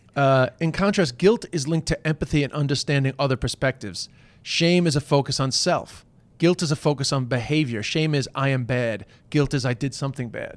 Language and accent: English; Ireland; with the Irish